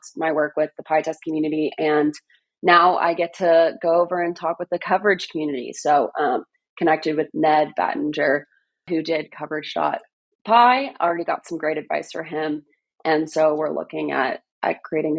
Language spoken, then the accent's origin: English; Northeast, United States; also born or lived in Atlanta; now in Seattle, United States; I'm originally from the Northeast